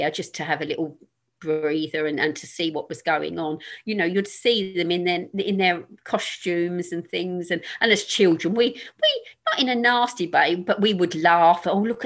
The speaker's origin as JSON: {"language": "English", "region": "London", "country": "United Kingdom", "tie": "born or raised there", "said": "I grew up in North Woolwich"}